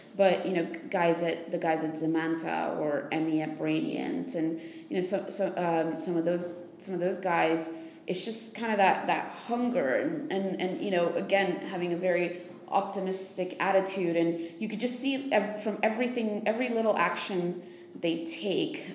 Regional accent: United States; I'm American

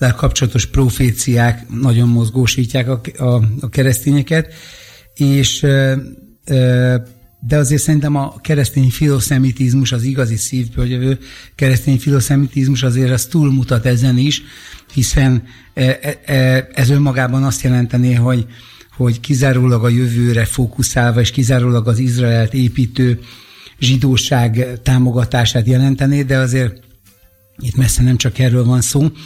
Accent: Budapest, Hungary; én itt ebben a közegben növekedtem fel

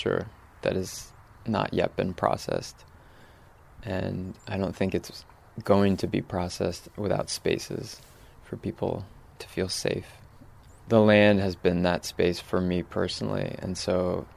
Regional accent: Northwest Connecticut, United States; moved away as an adult; also born or lived in New York City; now in Hudson Valley, United States; I grew up farming in Northwest Connecticut, about an hour from here.

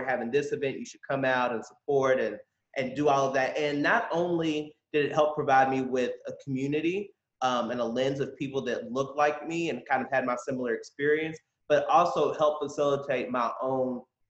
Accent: Kentucky, United States; me growing up in Kentucky

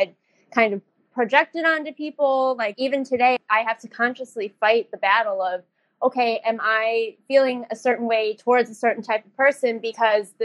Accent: a suburb of Chicago, Illinois, United States; also born or lived in Changsha, China / Indianapolis; I grew up in a suburb of Chicago

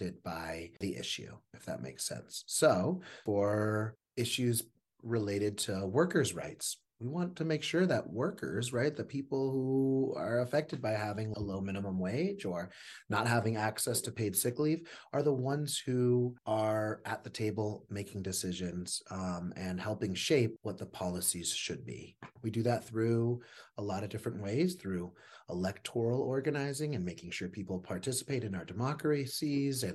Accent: Los Angeles, California, United States; now in New Mexico, United States; I grew up in Los Angeles, but have been here in New Mexico since 2010

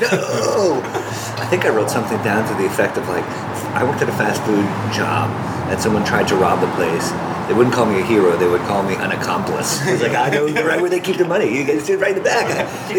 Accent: Midwest, United States; also born or lived in Hawaii / North Dakota; now in Los Angeles, United States; Well, I was born in Hawaii, and I kind of grew up in the Midwest. My family moved to California from North Dakota, but I was kind of around in different areas for a while. But I moved to LA like 15 years ago.

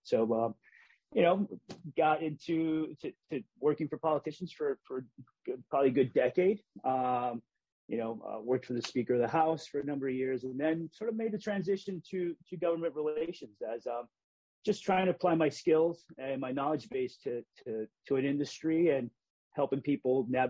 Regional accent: Hartford, Connecticut, United States; What it's like to have been Puerto Rican growing up in Hartford and engaging the educational system.

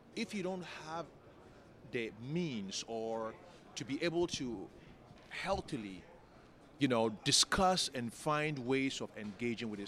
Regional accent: Ghana; growing up in Ghana

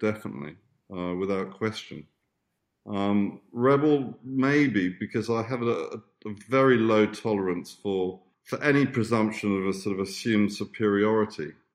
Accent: Tunbridge Wells, South East England, United Kingdom; also born or lived in Italy / Australia; I grew up on a farm, which after my mother married this rich Italian, he was trying to play at being an English country gentleman. He had this lovely farm in Tunbridge, outside Tunbridge Wells in Kent.

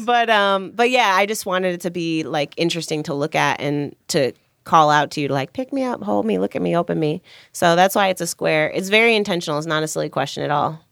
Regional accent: Chicago, Illinois, United States; I grew up in Chicago

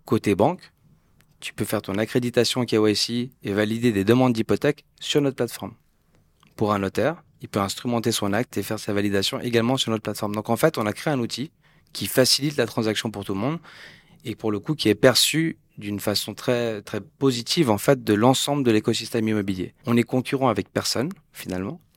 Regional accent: Geneva, Switzerland; Je suis né, j'ai grandi à Genève.

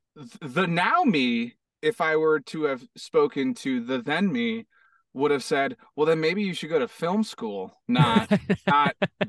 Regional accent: Hawaii, United States; also born or lived in Florida / Arizona; now in Los Angeles, United States; I moved to Hawaii. Then I moved to Hawaii. Lived in Hawaii for like 8 years.

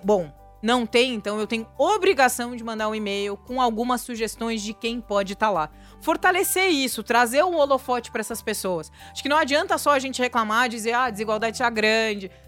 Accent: interior of Rio Grande do Sul, Brazil; now in São Paulo, Brazil; Eu que vim do interior do Rio Grande do Sul

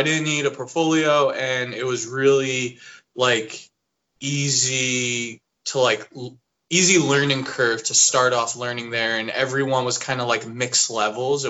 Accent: New Jersey, United States; moved away as an adult; also born or lived in Boston; I'm from New Jersey, and then I went to Art Institute of Boston

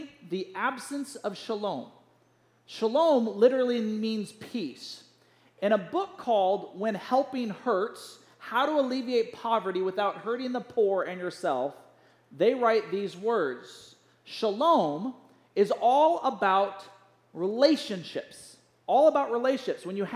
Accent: United States

